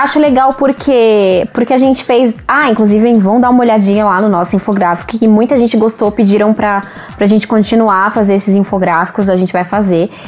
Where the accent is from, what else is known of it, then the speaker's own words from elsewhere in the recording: Brazil; a gente é brasileiro